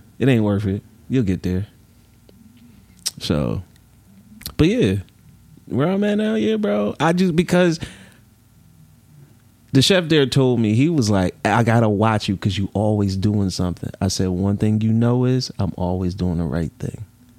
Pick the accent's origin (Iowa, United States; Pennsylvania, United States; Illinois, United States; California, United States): Pennsylvania, United States; Philadelphia; Nah, I'm from Philly, bro.